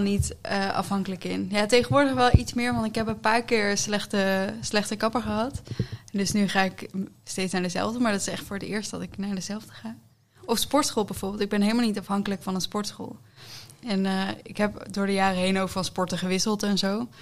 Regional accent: Netherlands; wij als Nederlanders

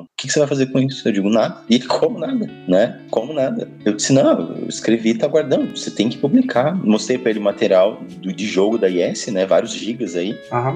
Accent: Passo Fundo, Rio Grande do Sul, Brazil; ido embora de Passo Fundo, né? Que eu sou gaúcho

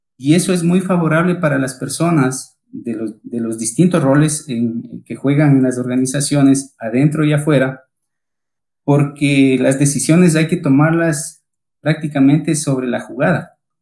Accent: Ecuador; accent: Ecuadorian; moved away as an adult; now in Colombia; como escucharán mi tono de voz, soy ecuatoriano

